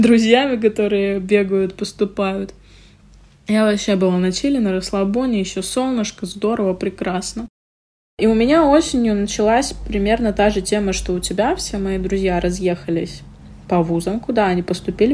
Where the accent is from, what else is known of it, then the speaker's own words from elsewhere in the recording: Murmansk, Murmansk Oblast, Russia; мы все из Мурманска